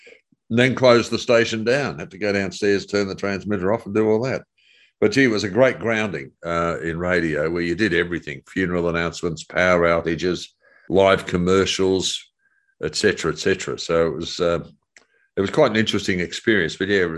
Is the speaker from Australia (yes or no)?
yes; Sydney, New South Wales, Australia; Lee and I grew up together in Eastwood in Sydney.